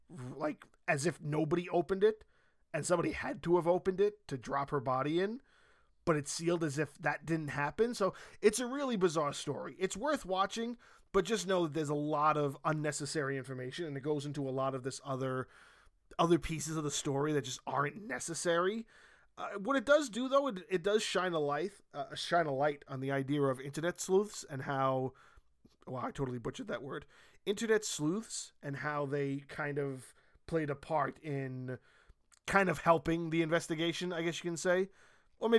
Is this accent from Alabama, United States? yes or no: no; Brooklyn, New York, United States; we were all the people that lived in, like, you know, middle America, Brooklyn, not middle America, but like low income Brooklyn